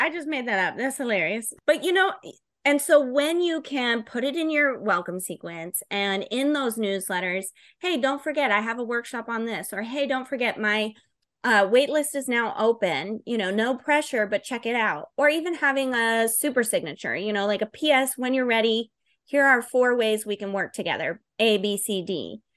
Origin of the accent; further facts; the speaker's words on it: Florida, United States; I'm from Florida